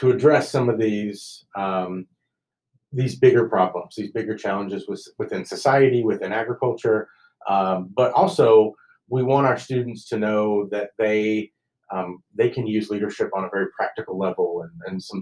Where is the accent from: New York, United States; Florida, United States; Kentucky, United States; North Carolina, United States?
Kentucky, United States; now in Lubbock, United States; growing up in Kentucky where you get a lot of rain and it's humid, to moving here to Lubbock